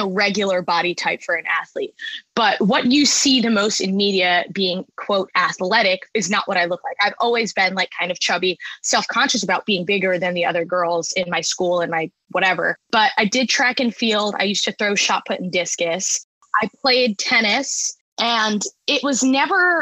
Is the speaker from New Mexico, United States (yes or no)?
no; Long Island, New York, United States; born or raised there; moved away as an adult; also born or lived in Boston